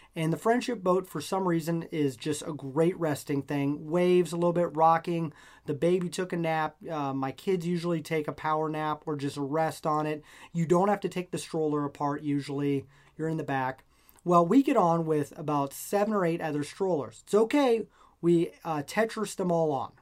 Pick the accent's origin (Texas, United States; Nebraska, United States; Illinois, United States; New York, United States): Nebraska, United States; moved away; I'm from Nebraska originally